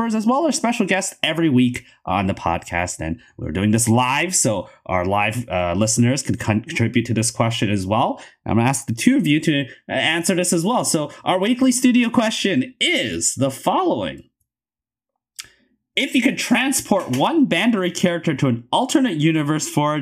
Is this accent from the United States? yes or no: no; Canada; as a Canadian